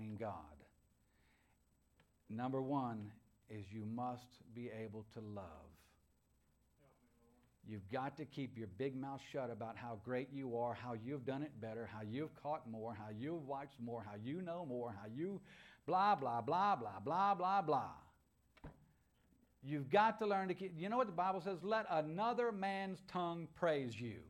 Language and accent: English; United States; I'm an American